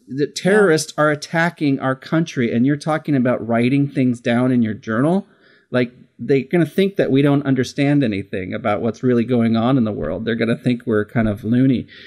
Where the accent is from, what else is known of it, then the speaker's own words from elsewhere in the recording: Simi Valley, California, United States; I grew up in this really tiny little town called Simi Valley, California